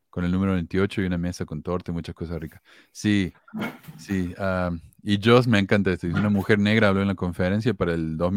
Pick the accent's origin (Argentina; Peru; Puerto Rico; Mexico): Argentina; moved away; Eh, cuando yo me fui de Argentina, habían 298 mil miembros.